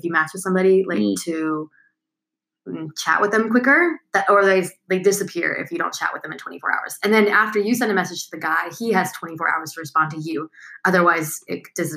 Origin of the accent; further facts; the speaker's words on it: Texas, United States; now in China; I'm from Texas. And so my family would love that. Like, come back to Texas